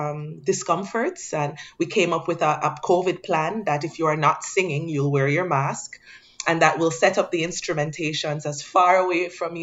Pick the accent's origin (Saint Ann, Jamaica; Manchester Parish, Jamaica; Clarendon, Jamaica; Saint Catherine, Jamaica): Saint Ann, Jamaica; Brown's Town; So the little town I'm from is called Brownstown. And I grew up with my grandmother and my mother